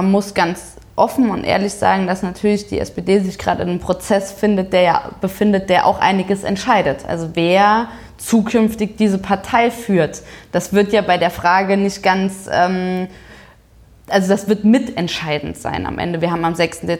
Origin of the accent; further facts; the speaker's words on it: Saarbrücken, Saarland, Germany; dass die erste Regionalkonferenz in Saarbrücken war, also in meiner, meiner Heimatstadt.